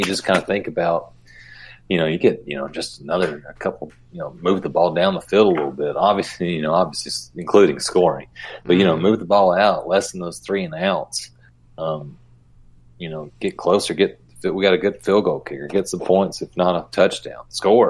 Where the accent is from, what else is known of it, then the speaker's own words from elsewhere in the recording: Smackover, Arkansas, United States; I grew up in Smackover, only about 20 minutes from Camden